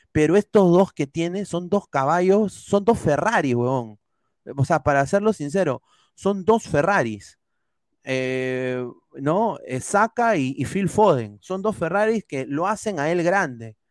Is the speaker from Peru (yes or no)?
yes; Peru; nos jode como peruanos